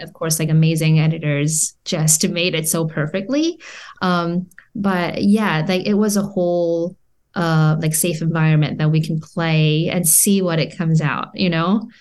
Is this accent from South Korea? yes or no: yes; South Korea; moved away as an adult; now in Orange County, United States; I was born and raised in Korea all my life until two thousand twelve